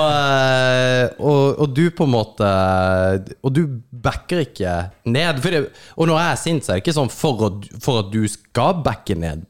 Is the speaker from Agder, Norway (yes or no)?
yes; Kristiansand, Agder, Norway; moved away; also born or lived in Oslo; Jeg kommer fra Kristiansand.